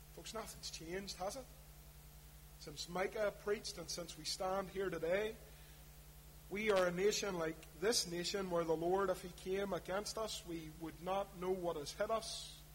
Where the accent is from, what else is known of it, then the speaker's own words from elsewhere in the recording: Belfast, Northern Ireland, United Kingdom; when I was growing up in East Belfast